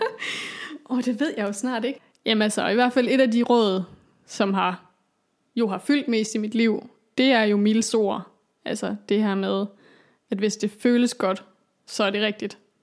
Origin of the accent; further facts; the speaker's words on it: Aalborg, North Denmark Region, Denmark; also born or lived in Copenhagen; flyttede jo så hjem til Aalborg